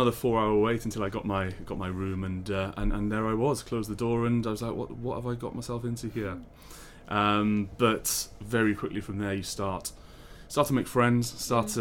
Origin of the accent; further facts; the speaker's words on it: Swansea, Wales, United Kingdom; moved away; I'm in fact from Swansea